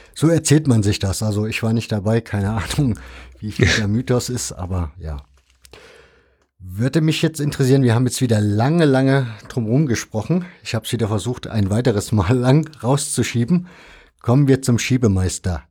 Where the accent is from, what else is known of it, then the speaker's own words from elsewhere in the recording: Leipzig, Saxony, Germany; ich bin als Kind in Leipzig Goles Nord in die Schule gegangen